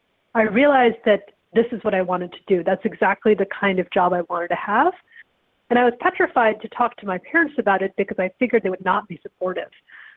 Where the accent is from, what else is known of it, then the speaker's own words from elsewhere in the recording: Evanston, Illinois, United States; also born or lived in India; I grew up in Evanston, Illinois, which is a big town for that. It's where Northwestern is, an excellent journalism school.